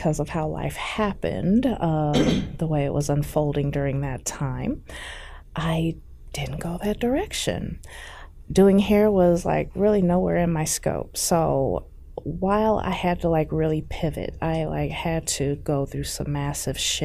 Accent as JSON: {"language": "English", "town": "Omaha", "region": "Nebraska", "country": "United States", "tie": "born or raised there", "said": "I am originally from Omaha, Nebraska"}